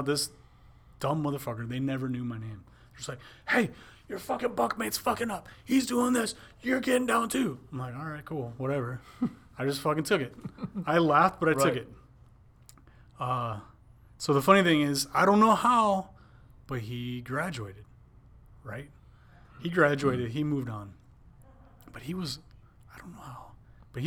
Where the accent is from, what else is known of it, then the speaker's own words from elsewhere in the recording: Wisconsin, United States; I was from Wisconsin